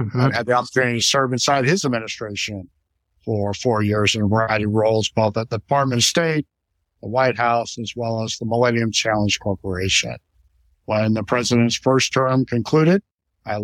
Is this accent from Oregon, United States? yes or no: yes; Portland, Oregon, United States; moved away as an adult; also born or lived in San Francisco; now in Washington, D.C., United States; I'm a West Coast kid, born and raised in Portland, Oregon, attended college in San Francisco, came out to Washington, D.C. right after I graduated